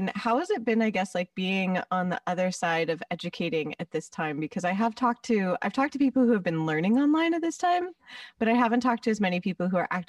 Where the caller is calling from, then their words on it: West Hollywood, California, United States; I am calling from West Hollywood.